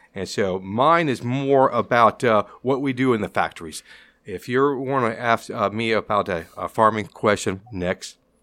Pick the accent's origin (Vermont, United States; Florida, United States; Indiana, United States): Florida, United States; Tampa; I'm from Tampa, born and raised in Tampa, still living in Tampa